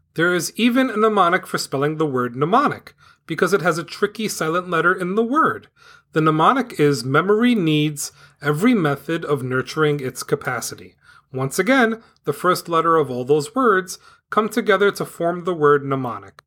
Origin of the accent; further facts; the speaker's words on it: New York City, New York, United States; moved away as an adult; now in New Jersey, United States; I grew up in Staten Island, New York. I lived there until the year two thousand six. Since two thousand six, I've lived in New Jersey